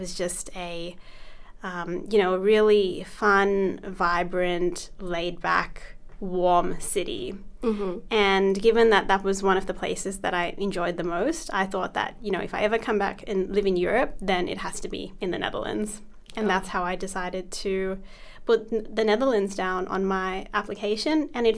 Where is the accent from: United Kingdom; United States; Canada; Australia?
Australia; So as you mentioned, I'm from Australia, and I've been studying the Bachelor of Communications at Charlestown University in Australia.